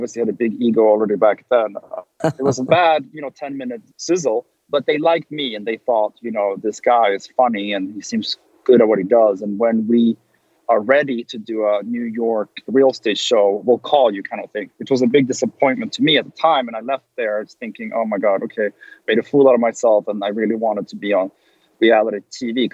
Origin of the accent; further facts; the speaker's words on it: Sweden; moved away as an adult; now in Los Angeles, United States; I came from Sweden